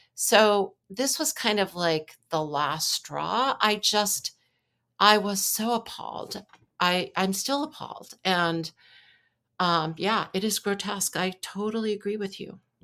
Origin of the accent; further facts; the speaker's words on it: New York, United States; also born or lived in Wisconsin; I'm from New York.